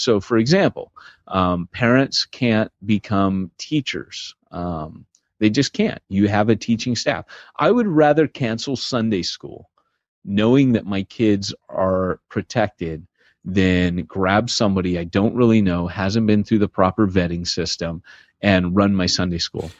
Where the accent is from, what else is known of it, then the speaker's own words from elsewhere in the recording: United States; moved away as an adult; also born or lived in Britain; I had a celebrity mentality as an American pastor.